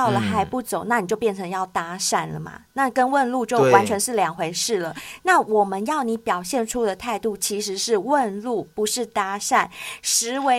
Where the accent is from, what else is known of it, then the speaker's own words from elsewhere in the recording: Taipei, Taiwan; 嗯、哦，我是台北人，对，